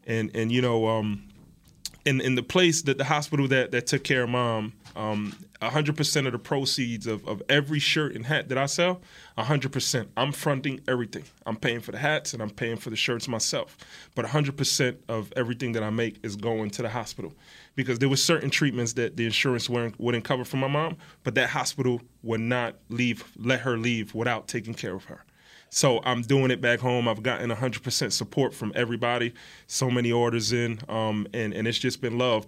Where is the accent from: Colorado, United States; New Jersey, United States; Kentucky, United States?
New Jersey, United States; We're from Jersey